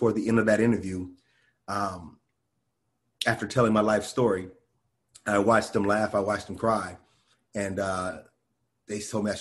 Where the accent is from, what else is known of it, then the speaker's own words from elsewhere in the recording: Santa Monica, California, United States; also born or lived in Conyers, Georgia / Inglewood, California / Miami / Austin; I'm from California, and I'm always going to be in California. This is where I was raised here